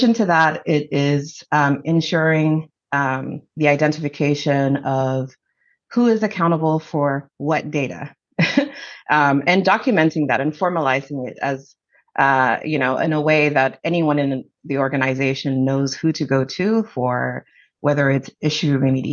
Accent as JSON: {"language": "English", "country": "Zambia", "moved": "as an adult", "lives_now": "United States", "said": "I'm originally from Zambia. So I immigrated here in 2000 for college"}